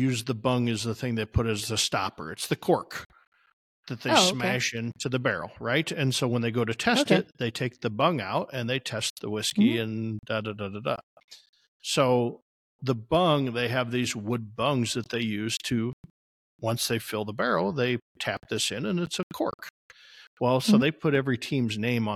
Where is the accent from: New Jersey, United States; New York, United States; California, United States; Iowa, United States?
Iowa, United States; I'm from Iowa